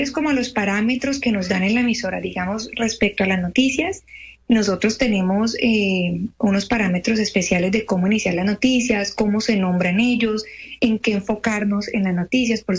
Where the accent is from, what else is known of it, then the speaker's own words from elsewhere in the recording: Cali, Valle del Cauca, Colombia; now in Qatar; Yo soy de Cali.